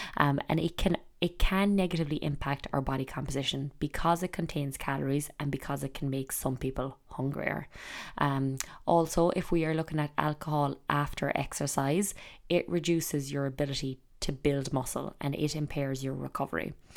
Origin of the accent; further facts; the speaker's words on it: Ireland; growing up in Ireland